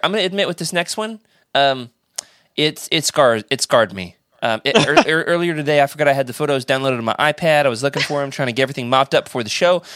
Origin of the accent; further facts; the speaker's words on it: Oklahoma, United States; my hometown, Oklahoma